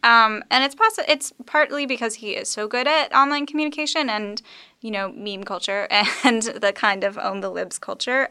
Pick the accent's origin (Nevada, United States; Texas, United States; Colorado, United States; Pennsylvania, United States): Texas, United States; moved away; I'm from Texas. Um, I was raised there